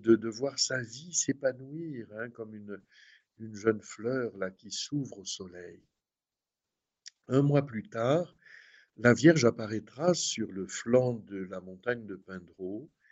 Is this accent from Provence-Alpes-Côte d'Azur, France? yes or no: yes; Aix-en-Provence, Provence-Alpes-Côte d'Azur, France; accent: Midi / southern French; moved away as an adult; now in Notre-Dame-du-Laus, France; comme vous l'entendez à mon accent, évidemment, je suis un homme du Midi et du sud de la France, prêtre du diocèse d'Aix-en-Provence